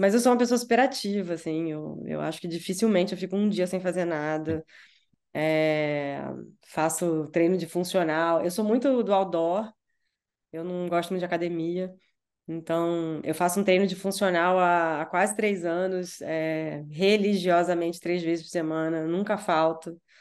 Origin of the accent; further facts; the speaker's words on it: Rio de Janeiro, Brazil; moved away as an adult; now in São Paulo, Brazil; Eu sou carioca e tal, eu posso voltar, eu moro em São Paulo, mas eu posso voltar ao Rio